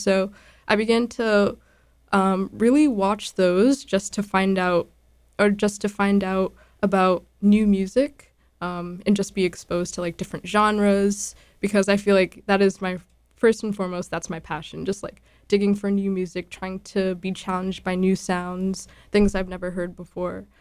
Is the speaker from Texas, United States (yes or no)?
no; Boston, Massachusetts, United States; I grew up in Dorchester, born and raised